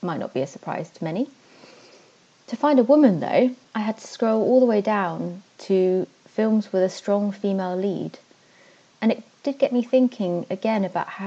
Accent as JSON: {"language": "English", "area": "Devon", "region": "South West England", "country": "United Kingdom", "also_born_or_lived": "Netherlands", "moved": "as an adult", "said": "I moved to the Netherlands for a while. I really miss Devon. I'm from Devon"}